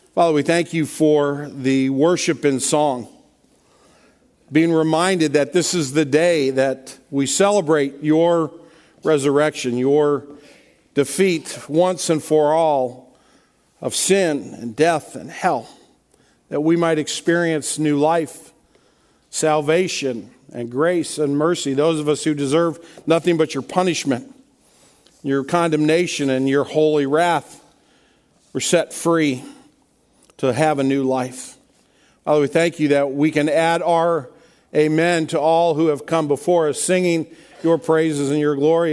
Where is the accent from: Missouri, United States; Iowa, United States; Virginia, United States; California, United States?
Missouri, United States; Kirkwood; I grew up in, here in Kirkwood uh, on a street called Nurk Avenue